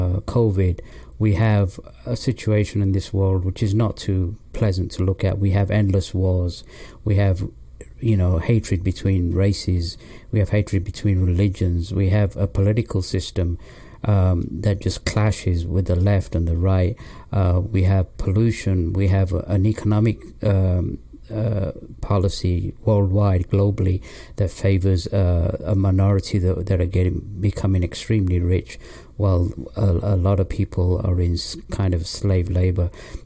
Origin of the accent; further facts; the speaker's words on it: England, United Kingdom; also born or lived in Pakistan / London; Well, I was born in Pakistan, and my parents moved to England when I was 3 years old, and I was raised in England, in the north of England, till the age of 10, and then we moved to London.